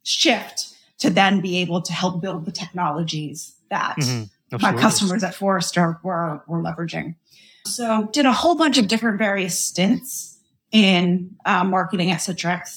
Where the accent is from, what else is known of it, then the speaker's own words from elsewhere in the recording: Boston, Massachusetts, United States; I'm from Boston